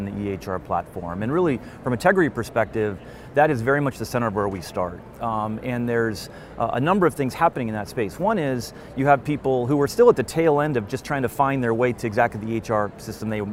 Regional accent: Pacific Northwest, United States; I'm from the Pacific Northwest

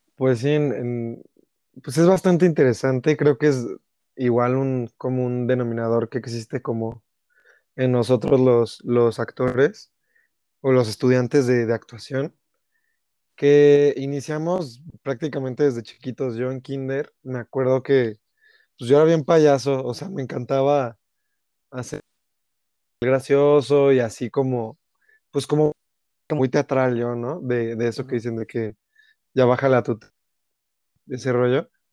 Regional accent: Mexico; como mexicano

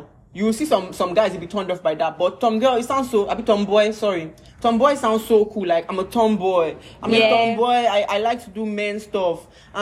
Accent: Nigeria; I grew up in Barak

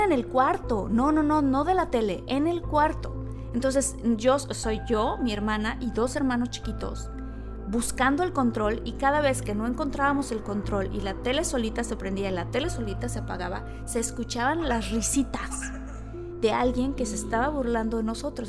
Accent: Villahermosa, Tabasco, Mexico; yo crecí en Villahermosa y en Tabasco

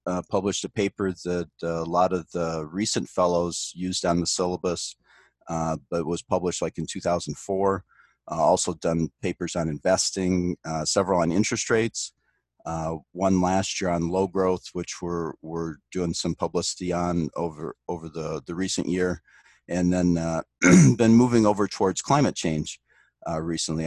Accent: Detroit, Michigan, United States; moved away as an adult; now in Omaha, United States; I grew up in the Detroit area, so that's how I ended up at, at Michigan Tech

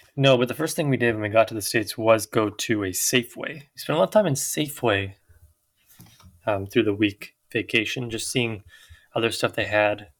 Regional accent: Victoria, British Columbia, Canada; we're from Victoria.

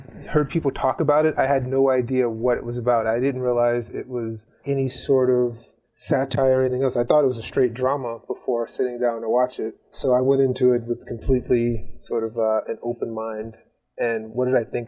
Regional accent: Gary, Indiana, United States; I am from Gary, Indiana, a little town along the lakeshore, just outside of Chicago

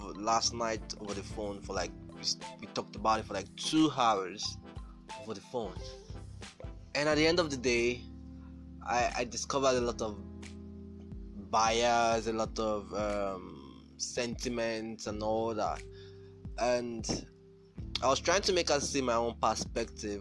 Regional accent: Nigeria; I'm from Nigeria

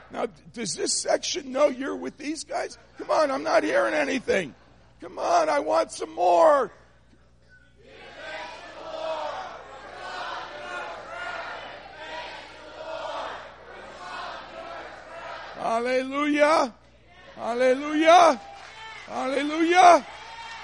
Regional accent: New Jersey, United States; now in Michigan, United States; I'm not from Michigan. I'm from New Jersey, and we're rude

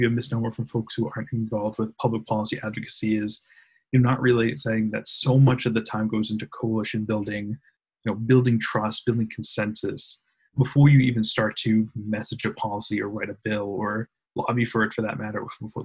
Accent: Weymouth, Massachusetts, United States; I grew up in Weymouth, lived in Massachusetts for most of my life.

